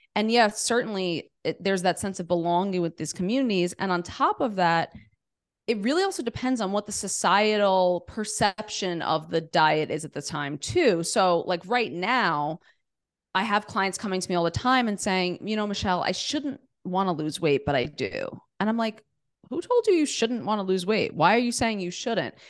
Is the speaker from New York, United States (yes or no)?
yes; New York City, New York, United States; I grew up in New York City, in Queens, New York City